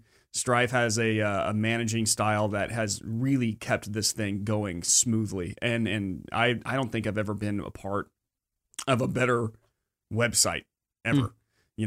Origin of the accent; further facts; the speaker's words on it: Austin, Texas, United States; also born or lived in Galveston; I spent a lot of time in Austin. You know, I lived in Austin until I was in fifth grade when I finally moved to P